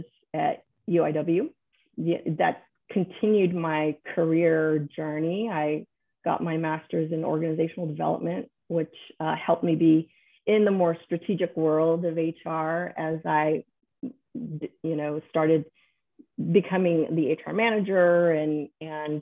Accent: San Antonio, Texas, United States; I'm born and raised in San Antonio. I have never left San Antonio, permanently in all my life

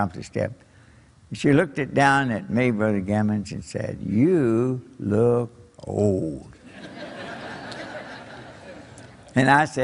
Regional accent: Kentucky, United States; accent: Kentucky English; moved away as an adult; also born or lived in Japan; my Kentucky English

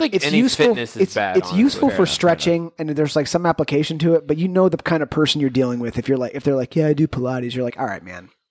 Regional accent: Pennsylvania, United States; I grew up in Pennsylvania.

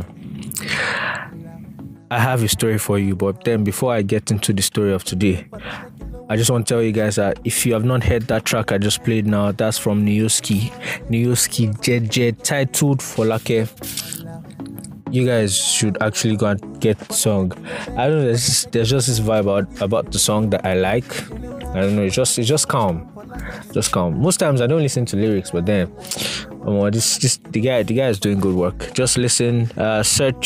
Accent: Nigeria; I'm a Nigerian.

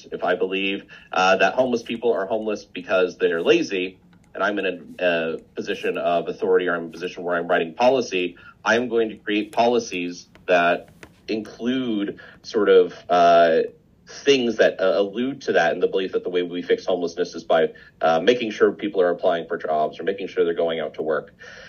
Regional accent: Midwest, United States; also born or lived in Indiana / Kansas / Nebraska / Wisconsin; I'm from all over the Midwest, Indiana, Kansas, Indiana, Nebraska, Wisconsin, Missouri for my PhD. So kind of all that with a bit of Colorado in before moving down here.

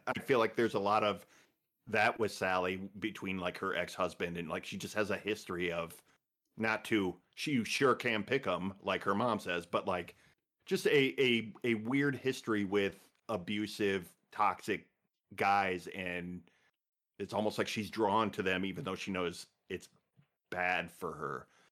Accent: Midwest, United States; I'm from the Midwest

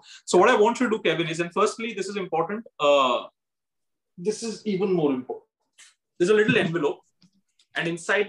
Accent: India; As an Indian, I love it.

